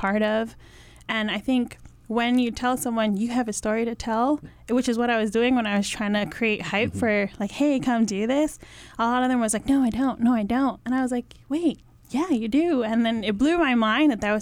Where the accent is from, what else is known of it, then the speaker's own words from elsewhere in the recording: Hawaii, United States; I grew up in Hawaii. I'm Samoan